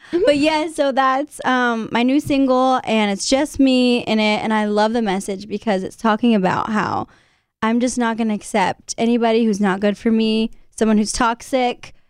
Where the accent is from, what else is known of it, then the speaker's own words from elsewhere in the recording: San Antonio, Texas, United States; San Antonio, my hometown